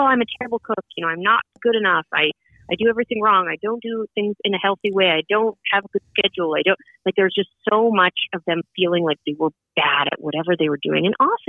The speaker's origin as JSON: {"language": "English", "town": "Edmonton", "region": "Alberta", "country": "Canada", "moved": "yes", "lives_now": "Brooklyn, United States", "said": "I'm from Edmonton, which is way out west."}